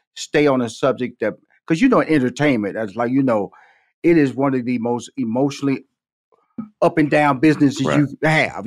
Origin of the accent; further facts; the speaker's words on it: Houston, Texas, United States; come from Fifth Ward, Texas, six sisters, two brothers